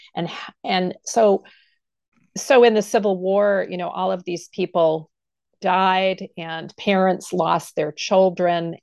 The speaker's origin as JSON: {"language": "English", "town": "Pittsfield", "region": "Maine", "country": "United States", "tie": "born or raised there", "said": "I'm a Maine native. I grew up in Pittsfield, Maine"}